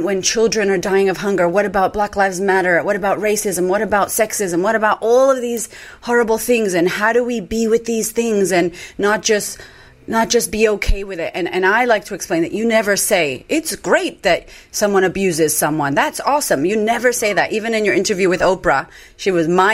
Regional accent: United States; moved away as an adult; now in Australia; I'm American, but I live in Australia now

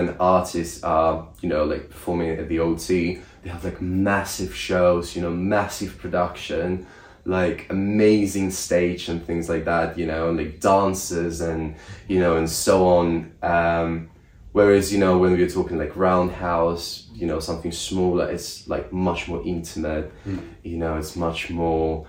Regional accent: Russia; now in United Kingdom; I'm from Russia

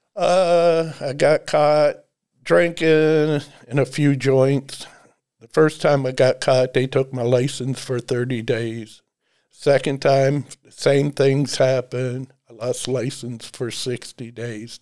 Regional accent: Dennison, Ohio, United States; I was born and raised in Denison, Ohio

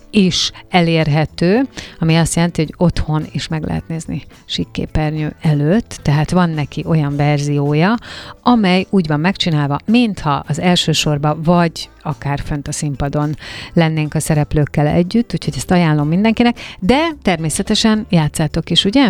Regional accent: Hungary; magyar vagyok én is

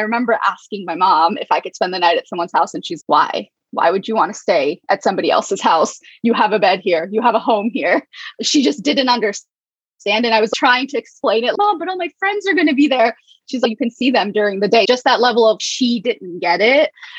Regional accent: Arkansas, United States; also born or lived in Alabama / Delaware; I was born in the South. I was born in Alabama. I lived there till I was 5. And then my parents moved to Arkansas. That's where I lived until I was 12. After that, I moved to Delaware.

